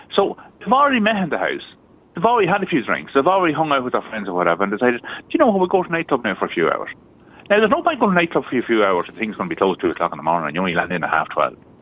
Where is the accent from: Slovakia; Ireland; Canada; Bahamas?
Ireland; County Cavan, Ulster; I'm from County Cavan